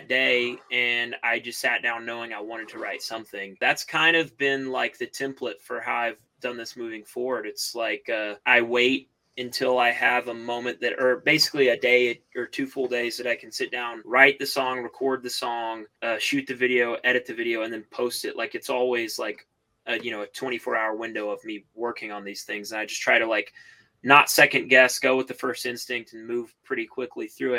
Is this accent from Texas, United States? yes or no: no; Chattanooga, Tennessee, United States; also born or lived in Red Bank, Tennessee; I grew up in the Hickson area. I went to Soddy Daisy High School